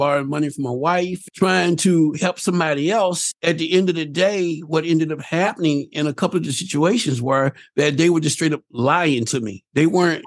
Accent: the South, United States; I'm from the South, again, because of the way that I was raised

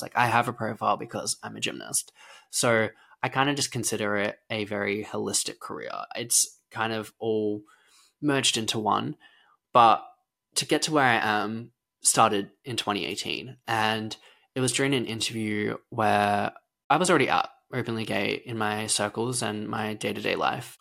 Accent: Lara, Victoria, Australia; I was born in Lara, Victoria, a small rural town in Australia, and I grew up on a farm

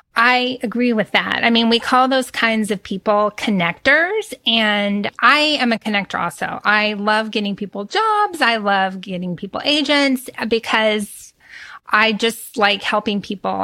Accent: Texas, United States; I'm from Texas and we chat. We're big chatters.

